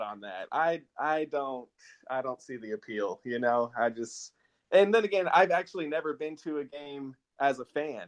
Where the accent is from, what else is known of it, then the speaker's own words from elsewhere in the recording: Austin, Texas, United States; I grew up here in Austin. I'm born and raised